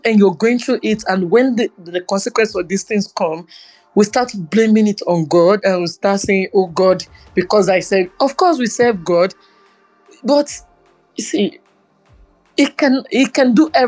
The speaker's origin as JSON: {"language": "English", "country": "Nigeria", "said": "as a Nigerian"}